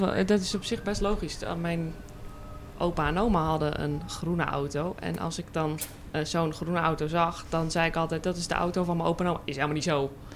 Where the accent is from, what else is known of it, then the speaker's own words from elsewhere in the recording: Leeuwarden, Friesland, Netherlands; moved away as an adult; now in Hilversum, Netherlands; als mensen aan me vragen waar kom je vandaan, dan zeg ik Friesland. Dan zeg ik niet, e-, ik zeg niet eens Leeuwarden, ik zeg Friesland